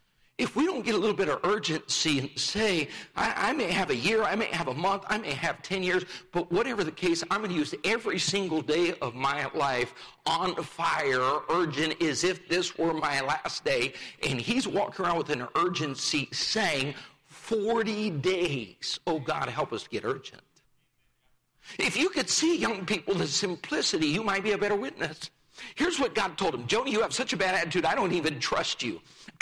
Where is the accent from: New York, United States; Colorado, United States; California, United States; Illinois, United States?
Colorado, United States; Rifle; I grew up in Rifle, Colorado, a town of 1,500 at the time. We lived two blocks from the main street, the main square